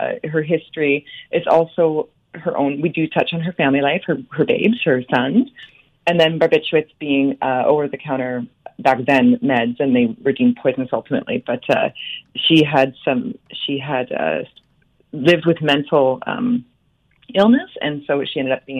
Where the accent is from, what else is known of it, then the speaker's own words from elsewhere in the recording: Owen Sound, Ontario, Canada; growing up in Owen Sound